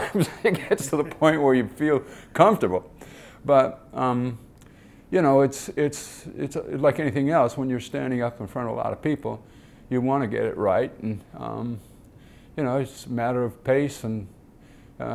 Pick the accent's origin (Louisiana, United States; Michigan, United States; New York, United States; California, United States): Michigan, United States; Detroit; I grew up in Detroit and watched the Tigers play.